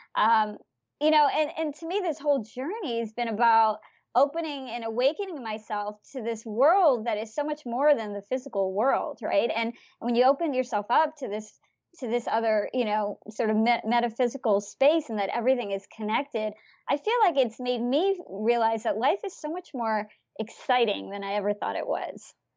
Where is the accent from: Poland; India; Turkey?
India; I'm from India